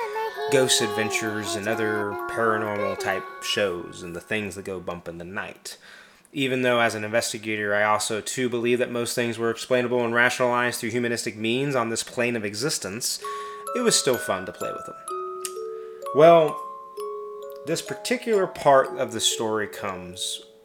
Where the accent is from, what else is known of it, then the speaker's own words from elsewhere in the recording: Midwest, United States; growing up in the Midwest